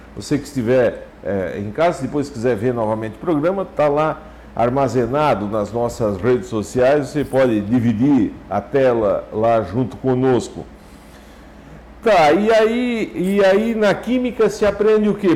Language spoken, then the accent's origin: Portuguese; Santa Catarina, Brazil; Lá no São Miguel, onde eu nasci